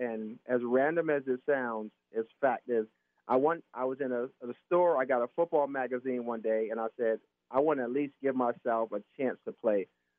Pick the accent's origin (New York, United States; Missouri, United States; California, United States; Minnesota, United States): New York, United States; New York City; now in San Diego, United States; growing up in the Bronx, you know, it was, you know, inner city. It was, you know, I grew up in the project, so it was a lot of people in a small a small area